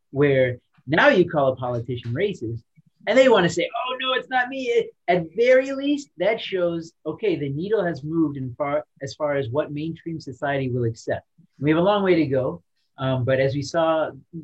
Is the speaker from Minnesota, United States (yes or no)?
no; Chicago, Illinois, United States; moved away as an adult; also born or lived in St. Louis / Seattle; now in Miami, United States; I'm from Chicago, West Side